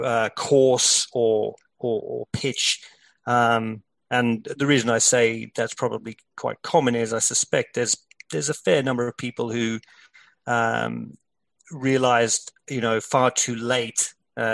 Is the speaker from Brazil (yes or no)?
no; South Africa; moved away; growing up in South Africa